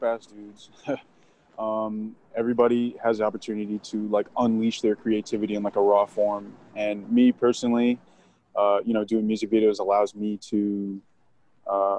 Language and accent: English; New Jersey, United States; moved away as an adult; also born or lived in Virgin Islands; now in Pittsburgh, United States; I was born in the Virgin Islands, raised in New Jersey